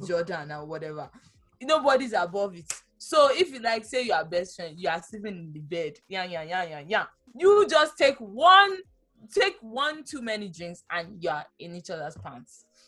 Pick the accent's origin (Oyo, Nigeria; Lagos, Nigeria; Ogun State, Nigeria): Oyo, Nigeria; Ibadan; moved away; I actually have people I grew up with in Ibadan